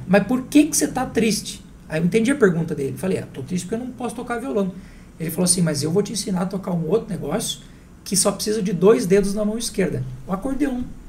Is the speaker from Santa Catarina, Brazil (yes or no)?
yes; Santa Catarina, Brazil; moved away; Eu não nasci aqui, eu sou de Santa Catarina